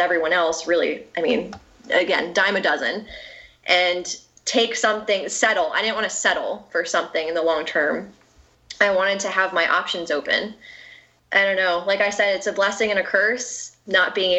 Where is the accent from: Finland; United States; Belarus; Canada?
United States; near West Point, New York; I grew up near West Point